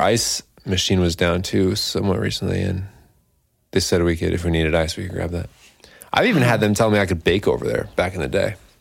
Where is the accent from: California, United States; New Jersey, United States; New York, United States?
New York, United States; Scotia; I'm from Scotia